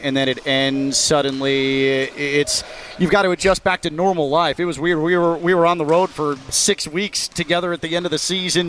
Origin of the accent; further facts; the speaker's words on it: Chicago, Illinois, United States; moved away; I grew up in Chicago, was a Bears fan